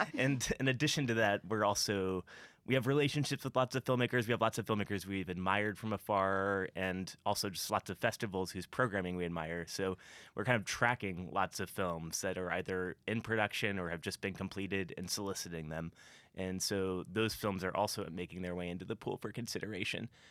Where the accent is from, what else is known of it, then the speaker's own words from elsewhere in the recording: Columbia, Missouri, United States; I grew up in Columbia, I was born here